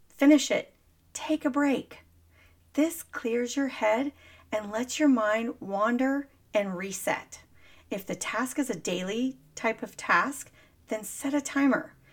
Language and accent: English; Dallas, Texas, United States; I was born and raised in Dallas, Texas